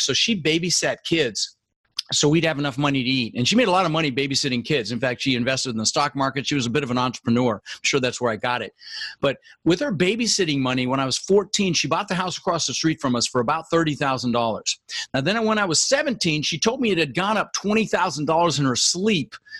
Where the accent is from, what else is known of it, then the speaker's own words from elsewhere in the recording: Denver, Colorado, United States; English is a second language; also born or lived in Netherlands; I immigrated from the Netherlands when I was 6 years old. Um, with my brother Albert, my mother's Vancha. Uh, we ended up in Denver, Colorado where I I lived for the next 30 years.